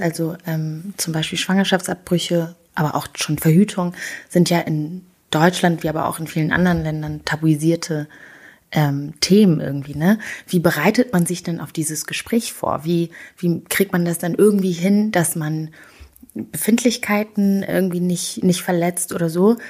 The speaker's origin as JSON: {"language": "German", "country": "Rwanda", "tie": "born or raised there", "moved": "yes", "said": "ich bin in Rwanda aufgewachsen"}